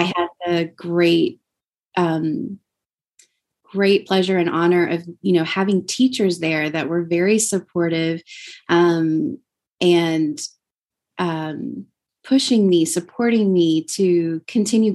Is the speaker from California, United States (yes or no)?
no; Texas, United States; growing up in Texas as a Mexican American